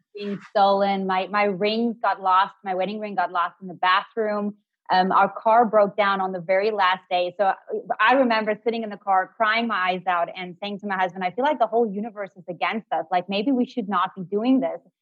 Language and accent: English; Cape Town, Western Cape, South Africa; I'm from Cape Town